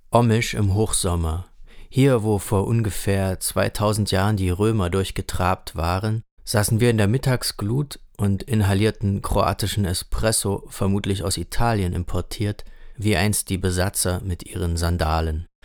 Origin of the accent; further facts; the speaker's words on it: Halle, Saxony-Anhalt, Germany; flohen sie nach Deutschland und landeten in Renés und meiner Heimatstadt Halle.